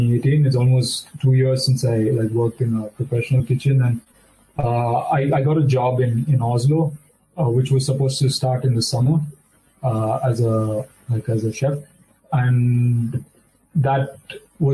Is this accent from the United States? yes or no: no; Belur, Karnataka, India; moved away as an adult; now in Germany; I'm from Belur.